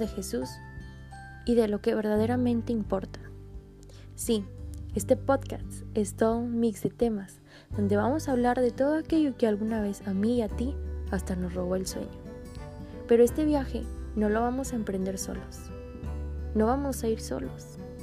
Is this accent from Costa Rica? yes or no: no; Monterrey, Nuevo León, Mexico; soy originaria de Monterrey, Nuevo León